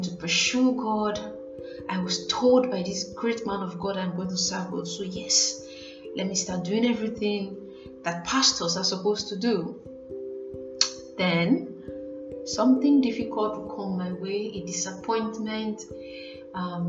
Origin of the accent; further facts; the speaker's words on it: Nigeria; as a Nigerian